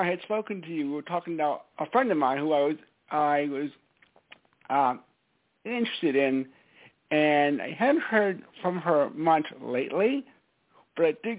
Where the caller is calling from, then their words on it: Stamford, Connecticut, United States; It's … from Stamford, Connecticut.